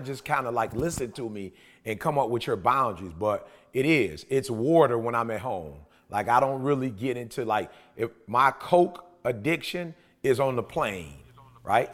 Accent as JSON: {"language": "English", "town": "Detroit", "region": "Michigan", "country": "United States", "said": "I'm from Detroit"}